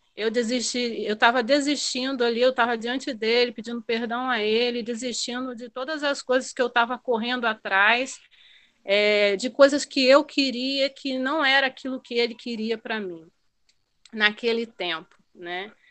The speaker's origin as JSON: {"language": "Portuguese", "town": "Macaé", "region": "Rio de Janeiro", "country": "Brazil", "moved": "as an adult", "lives_now": "Guinea-Bissau", "said": "eu sou macaense, da cidade de Macaé, né, no estado do Rio de Janeiro"}